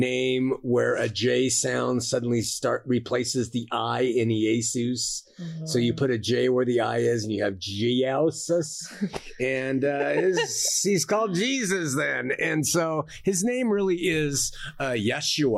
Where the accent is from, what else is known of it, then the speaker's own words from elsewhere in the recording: Montebello, California, United States; I was born in Los Angeles. Okay, I was. but I was really born in Montebello, which is part of Los Angeles